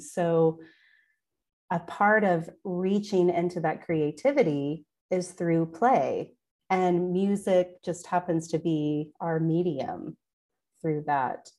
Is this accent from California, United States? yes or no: no; Oklahoma, United States; also born or lived in Wagoner, Oklahoma; I was born and raised in Oklahoma